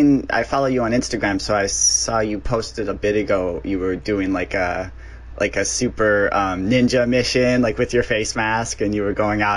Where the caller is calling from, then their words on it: Phoenix, Arizona, United States; Yeah, I'm calling from Phoenix